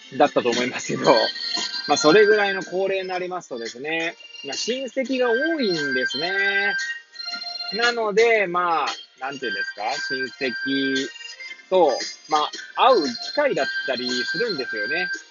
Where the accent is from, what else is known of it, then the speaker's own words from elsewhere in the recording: Hachioji, Tokyo, Japan; moved away as an adult; now in Kamaishi, Japan; 八王子生まれ、八王子育ち